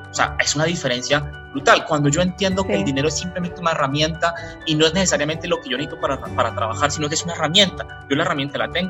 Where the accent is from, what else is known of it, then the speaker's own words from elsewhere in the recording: Colombia; aquí en Colombia yo soy mitad colombiano, mitad portugués, pero pues aquí en los países caribeños son